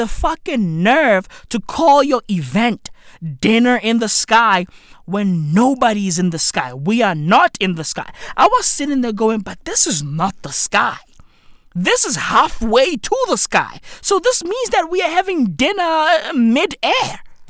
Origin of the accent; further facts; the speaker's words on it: Johannesburg, Gauteng, South Africa; I'm from the East End of Johannesburg, and I've achieved nothing.